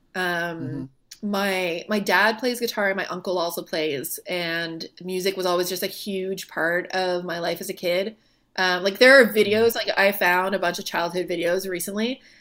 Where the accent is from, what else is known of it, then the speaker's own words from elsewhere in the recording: Moncton, New Brunswick, Canada; moved away as an adult; now in Halifax, Canada; I'm from Moncton originally, from Moncton, New Brunswick